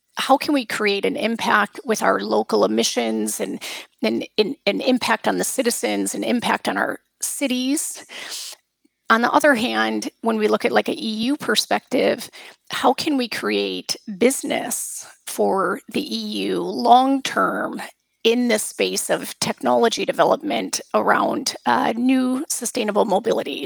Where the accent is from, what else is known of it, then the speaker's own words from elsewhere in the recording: United States; moved away; I come from the United States